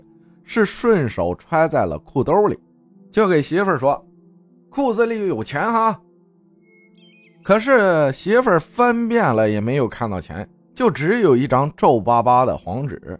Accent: Sichuan, China; 我老家是四川的一个小县城，大概是九十年代初的时候吧。

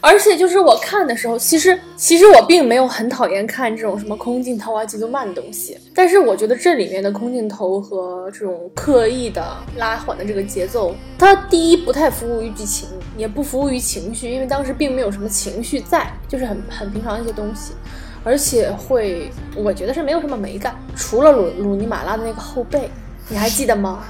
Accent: China; 我作为一个中国人

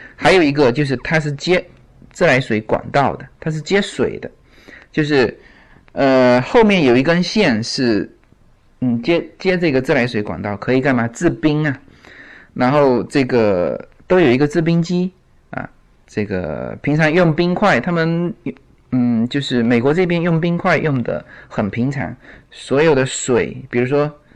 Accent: China; now in United States; 我们其实中国人吃饭的

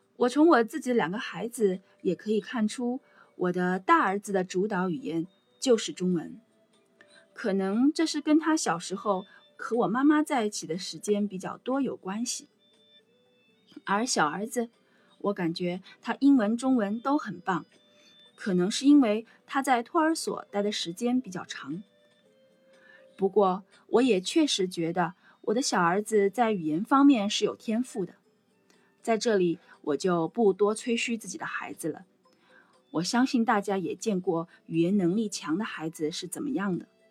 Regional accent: China; moved away as an adult; now in Singapore; 我想我们中国人都知道，在国内学的英语是哑巴英语。我自己是从中学才开始学英语的

